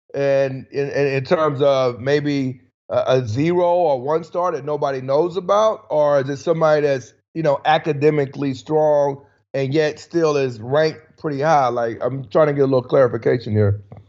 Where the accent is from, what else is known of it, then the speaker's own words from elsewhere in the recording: South Carolina, United States; I'm from South Carolina